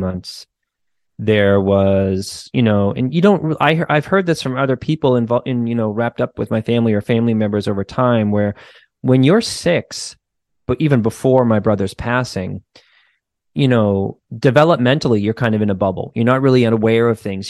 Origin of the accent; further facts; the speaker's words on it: United States; just being an American kid